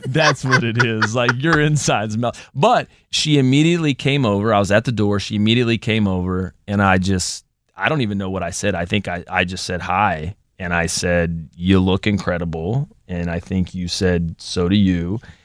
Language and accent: English; Columbus, Ohio, United States; now in Virginia, United States; I'm from Columbus, so done that drive hundreds of times